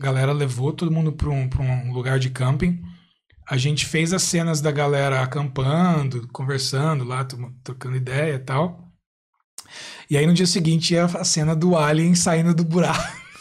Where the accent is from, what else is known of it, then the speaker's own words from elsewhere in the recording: Brazil; moved away as an adult; now in Ireland; eu aprendi inglês desde criança no, no Brasil